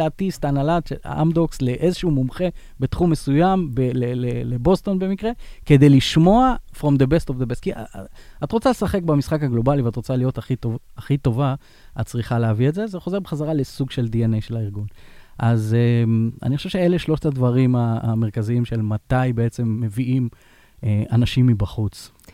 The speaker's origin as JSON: {"language": "Hebrew", "country": "Israel", "said": "אנחנו, אנחנו כישראלים"}